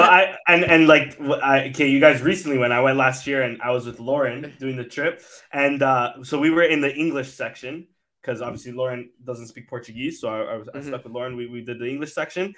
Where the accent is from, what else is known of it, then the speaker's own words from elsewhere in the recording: Canada; I grew up here in Canada, so like my family is like few and far between